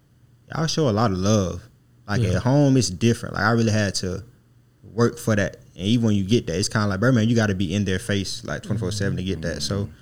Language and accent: English; Birmingham, Alabama, United States; moved away as an adult; now in Savannah, United States; I'm from Birmingham, Alabama, and I came to Savannah.